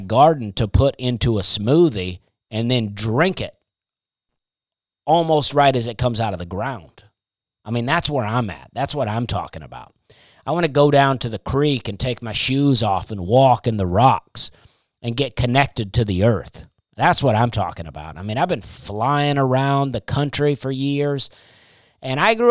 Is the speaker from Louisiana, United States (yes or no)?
no; Alabama, United States; I grew up in Alabama